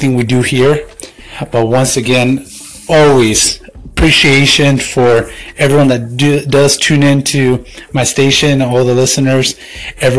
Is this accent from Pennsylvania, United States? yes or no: no; Tucson, Arizona, United States; here in my hometown of Tucson, AZ